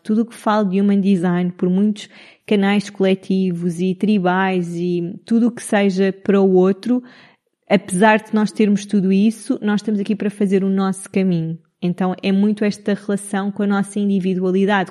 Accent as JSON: {"language": "Portuguese", "town": "Cascais", "region": "Lisbon", "country": "Portugal", "tie": "born or raised there", "also_born_or_lived": "Italy / United Arab Emirates / Madeira", "moved": "as an adult", "lives_now": "Nazaré, Portugal", "said": "sou de Lisboa, cresci a vida toda em Cascais"}